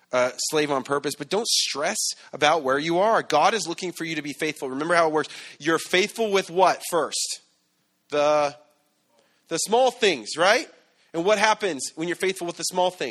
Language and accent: English; San Bernardino, California, United States; I'm from San Bernardino